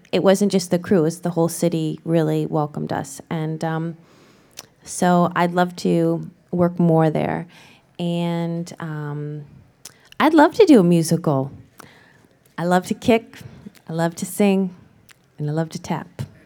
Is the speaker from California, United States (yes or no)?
no; Ohio, United States; moved away; I am from Ohio, born and raised